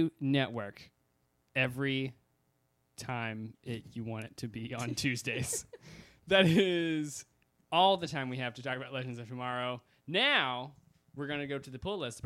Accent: Texas, United States; I grew up in Texas

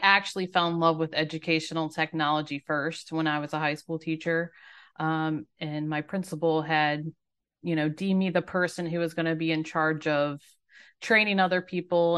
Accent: Maryland, United States; moved away as an adult; now in Myrtle Beach, United States; I'm a native Marylander

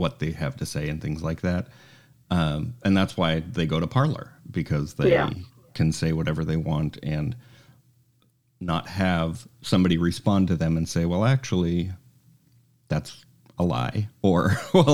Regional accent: Utah, United States; I grew up in Utah

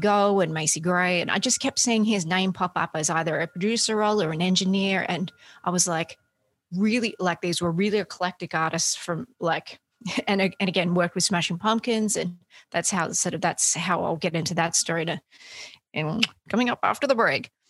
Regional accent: Australia; moved away as an adult; now in United States; I grew up in Australia. I, have I've only been in the States for um, a good handful of years

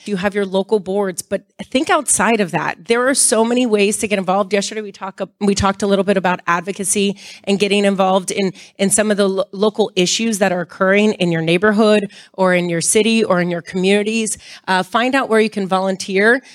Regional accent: Miami, Florida, United States; I grew up in Miami

